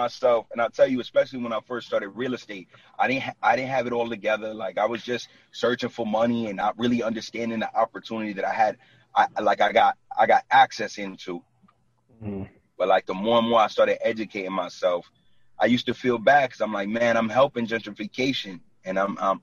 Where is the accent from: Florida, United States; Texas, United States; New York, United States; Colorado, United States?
New York, United States; New York City; moved away as an adult; now in New Jersey, United States; I was born and raised in Brooklyn. Like, and I live in Jersey for the last 9 years